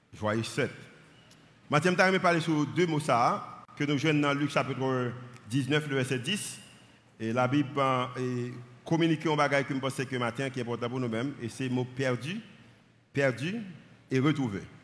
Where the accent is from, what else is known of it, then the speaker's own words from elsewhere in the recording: Haiti; je suis haïtien